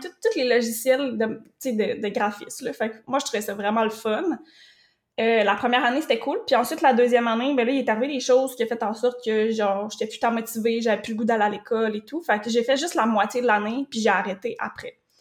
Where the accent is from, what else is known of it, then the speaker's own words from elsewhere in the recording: Drummondville, Quebec, Canada; moved away as an adult; also born or lived in Rivière-du-Loup; je suis partie de Drummondville, mon petit patelin que j'avais été là toute ma vie.